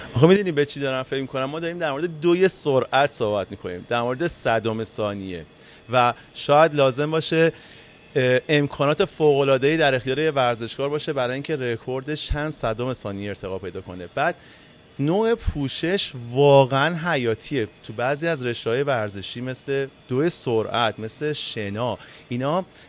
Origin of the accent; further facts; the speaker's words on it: Iran; به عنوان یک ایرانی